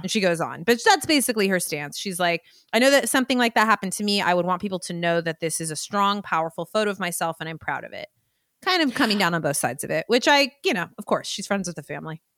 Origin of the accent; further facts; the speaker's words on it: the Bay Area, California, United States; I'm from the Bay